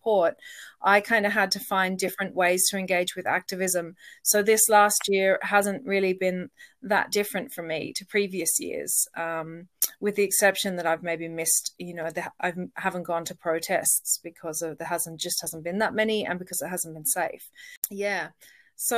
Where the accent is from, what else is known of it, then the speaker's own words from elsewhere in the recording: Australia; also born or lived in Donegal, Ireland; now in Ireland; I am originally Australian.